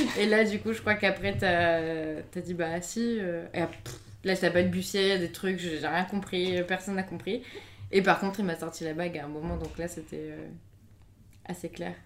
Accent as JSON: {"language": "French", "town": "Avignon", "region": "Provence-Alpes-Côte d'Azur", "country": "France", "said": "moi je viens d'Avignon"}